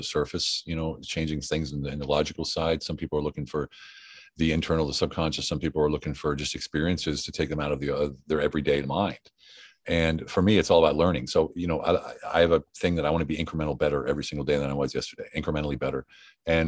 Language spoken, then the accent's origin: English; United States; now in Europe; I live in Europe. I'm American.